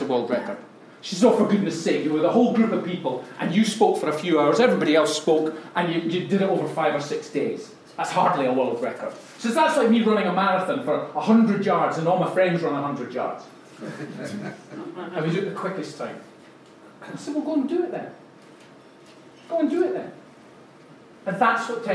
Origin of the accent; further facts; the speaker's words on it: Scotland, United Kingdom; I'm Scottish after all